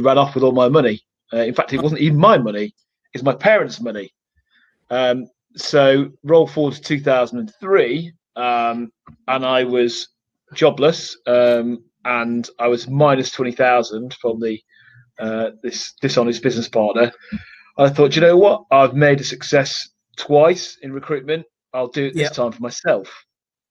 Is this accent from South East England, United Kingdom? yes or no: no; Manchester, North West England, United Kingdom; moved away; I flew up to my hometown of Manchester